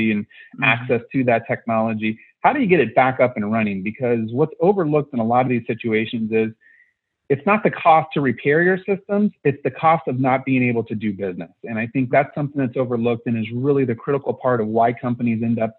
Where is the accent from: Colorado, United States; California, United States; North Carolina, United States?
California, United States; born and raised in California